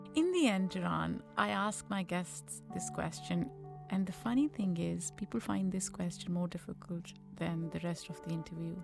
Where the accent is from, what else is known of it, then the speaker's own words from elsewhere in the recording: Pakistan; moved away; Growing up in Pakistan